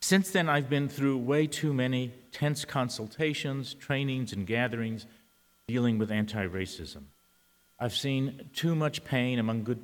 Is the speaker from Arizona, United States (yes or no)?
no; San Antonio, Texas, United States; first language Spanish; English is a second language; I'm a Latino. I was born in San Antonio and spoke Spanish before I spoke English.